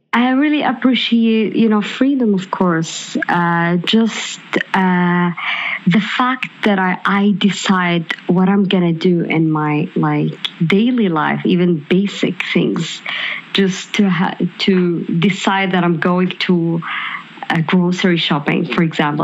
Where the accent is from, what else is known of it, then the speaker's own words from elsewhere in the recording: Saudi Arabia; English is a second language; moved away as an adult; I'm the first Saudi uh, who worked in uh, in Lyft